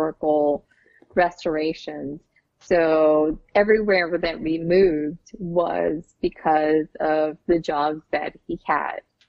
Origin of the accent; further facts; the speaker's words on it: Puerto Rico; I was born in Puerto Rico